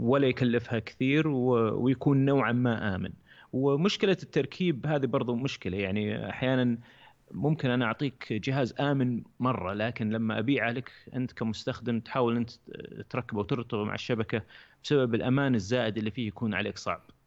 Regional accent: Saudi Arabia; عندنا في السعوديه

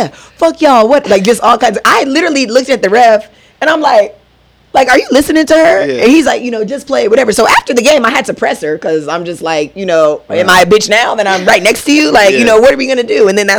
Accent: United States; moved away as an adult; also born or lived in Israel; we're from America

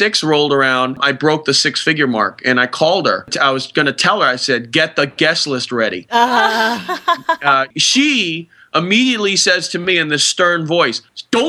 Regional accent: Boston, Massachusetts, United States; my hometown paper, the Boston Herald

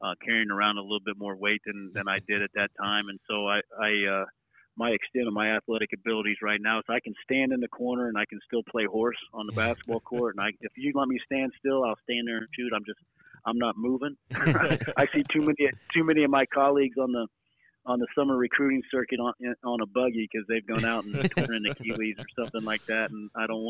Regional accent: Jasper, Indiana, United States; now in Muncie, United States; I moved to Jasper, Indiana, which is what I call home. Heading into second grade

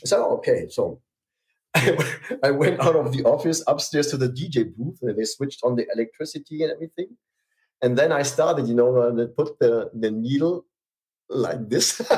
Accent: Hamburg, Germany; I went with my scooter from from my hometown to into the middle of Hamburg, Hamburg City

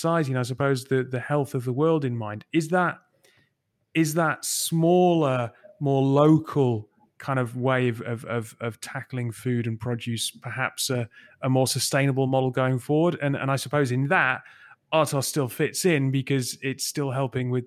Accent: Newcastle upon Tyne, North East England, United Kingdom; moved away; I'm from Newcastle originally

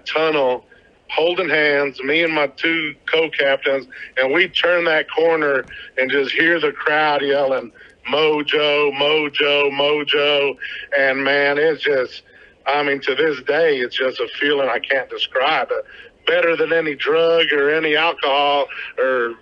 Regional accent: Odessa, Texas, United States; also born or lived in El Paso, Texas; So I moved here in third grade.

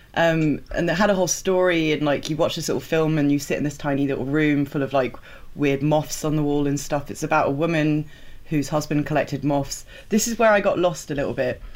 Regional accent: England, United Kingdom; I was super aware of being very English

